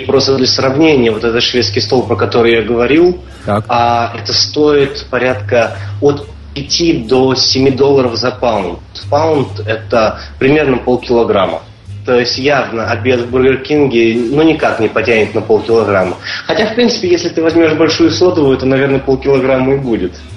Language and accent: Russian; Voronezh, Voronezh Oblast, Russia; now in New York, United States; города Воронежа, откуда мы с тобой родом.